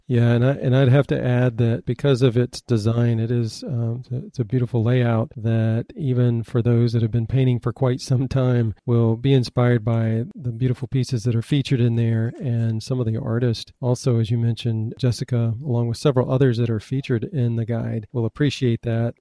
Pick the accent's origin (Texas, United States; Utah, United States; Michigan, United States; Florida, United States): Michigan, United States; moved away; I was born in Michigan